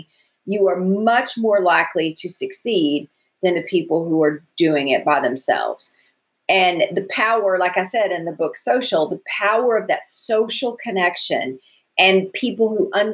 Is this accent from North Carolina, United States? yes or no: no; West Texas, United States; As a kid, I lived in West Texas